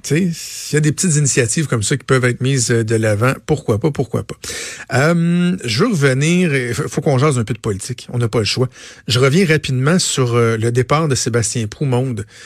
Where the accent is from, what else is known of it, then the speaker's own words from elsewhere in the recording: Laval, Quebec, Canada; je suis un fier Lavalois, je viens de Laval